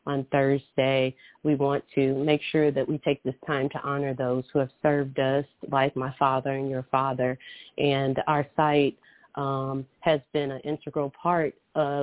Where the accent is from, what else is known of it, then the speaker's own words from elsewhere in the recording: Louisville, Kentucky, United States; moved away as an adult; also born or lived in Alabama / California; I grew up in Louisville, Kentucky.